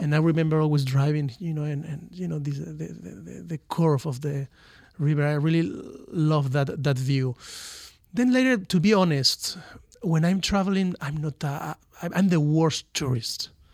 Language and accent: English; Valencia, Valencian Community, Spain; English is a second language; moved away as an adult; also born or lived in Miami, United States; I'm from Valencia, from the Mediterranean